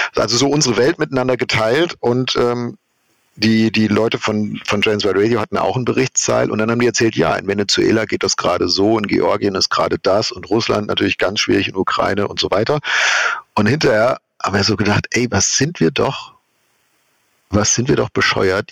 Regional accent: Germany; wir als Deutsche

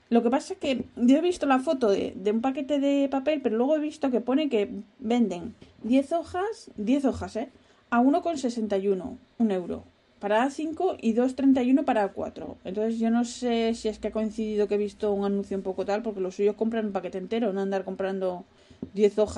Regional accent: Spain; moved away as an adult; now in Netherlands; Yo me quejo de los holandeses, pero bueno, yo cuando vine de España ya estaba sin trabajo, o sea que a pochinar.

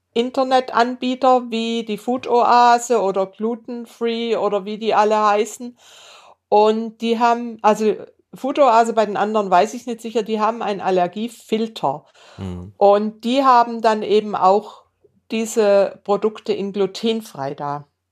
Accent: Bad Säckingen, Baden-Württemberg, Germany; wir, meine Geschwister und ich, wir sind in Bad Säckingen an der Schweizer Grenze aufgewachsen.

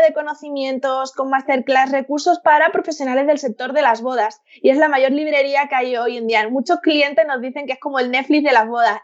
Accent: Seville, Andalusia, Spain; now in Madrid, Spain; vivo en Madrid, pero soy de, soy de Sevilla, tengo toda mi familia allí

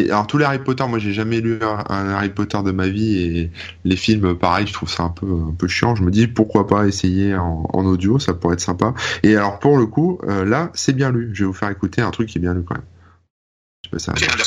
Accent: Hauts-de-France, France; accent: Ch'ti; Mais moi je suis pas je suis pas parisien. Moi j'ai un accent ch'ti à la base euh, du nord euh

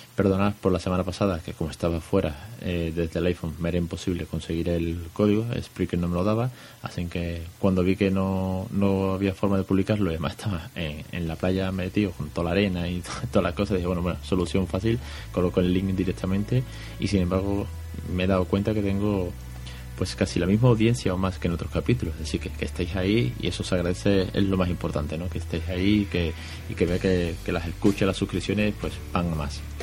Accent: Spain

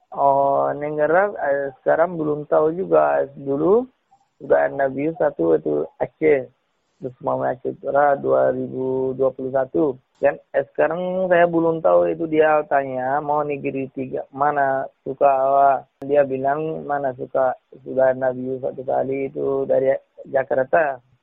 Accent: Rakhine State, Myanmar; moved away as an adult; also born or lived in Malaysia; now in Medan, Indonesia; Saya orang Myanmar, Suahingga

